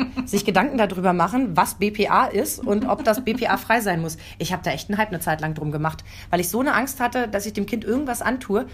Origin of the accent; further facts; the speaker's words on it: Lower Saxony, Germany; accent: Hochdeutsch; komme aus Niedersachsen. Ich bin mit Hochdeutsch